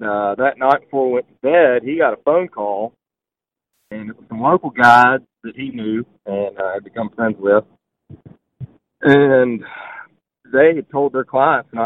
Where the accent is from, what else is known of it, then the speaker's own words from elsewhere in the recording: Mississippi, United States; I'm from Mississippi